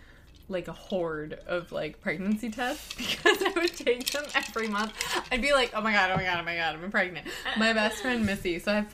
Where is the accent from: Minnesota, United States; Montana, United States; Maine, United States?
Minnesota, United States; moved away; Like, y'all, I come from Minnesota, right? And I come from, like, my dad is an old-time bluegrass musician.